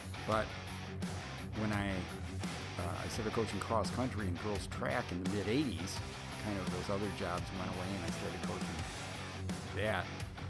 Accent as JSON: {"language": "English", "town": "Berkley", "region": "Michigan", "country": "United States"}